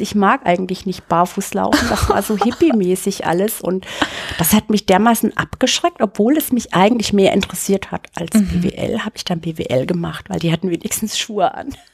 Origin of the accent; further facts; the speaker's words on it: Bad Neustadt an der Saale, Bavaria, Germany; moved away as an adult; also born or lived in Munich; in Bad Neustadt aufgewachsen. Das ist bayerische Rhön. Mhm. Das hört man auch so ein bisschen an meinem R.